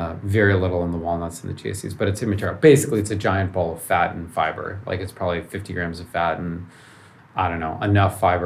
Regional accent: Chicago, Illinois, United States; moved away as an adult; also born or lived in Ann Arbor, Michigan; now in Palo Alto, United States; I grew up in Chicago, so downtown, and in a high rise, 30 floors up in the air

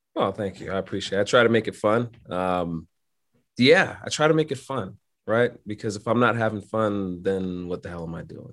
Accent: New York City, New York, United States; I'm born and raised in Brooklyn, New York

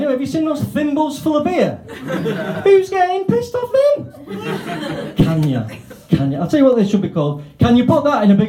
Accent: United Kingdom; I'm like, I'm not antisocial, I'm British, right?

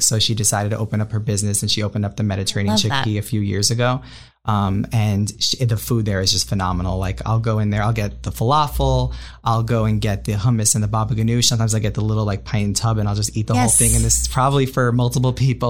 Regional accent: Long Island, New York, United States; moved away as an adult; also born or lived in Austin, Texas / Miami, Florida; now in St. Petersburg, United States; So I was born and raised in Long Island, New York.

